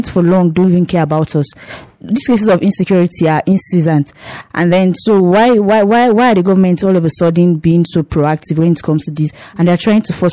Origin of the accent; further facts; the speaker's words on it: Nigeria; Nigerians, for long we suffered a lot of things from our leaders.